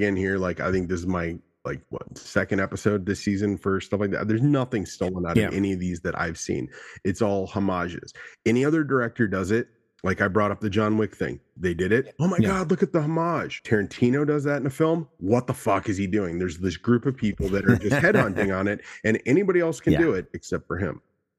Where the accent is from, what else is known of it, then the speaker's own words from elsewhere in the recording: Minnesota, United States; I'm from Minnesota